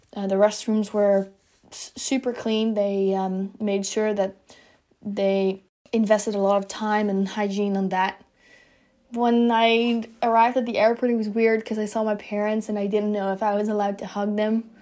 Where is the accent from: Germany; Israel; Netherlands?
Netherlands; moved away as an adult; now in Florida, United States; I am originally from the Netherlands, which makes me an international student